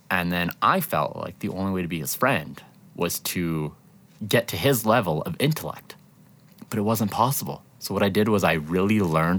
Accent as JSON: {"language": "English", "town": "Medicine Hat", "region": "Alberta", "country": "Canada", "tie": "born or raised there", "said": "growing up in Medicine Hat"}